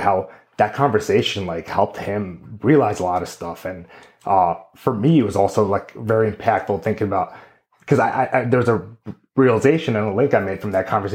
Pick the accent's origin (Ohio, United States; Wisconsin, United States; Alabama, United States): Wisconsin, United States; Greendale; also born or lived in San Diego, California / Amman, Jordan; when I was 9 years old, we moved to Greendale, Wisconsin, where my family has been since. And I very much at this point consider myself a Midwest boy.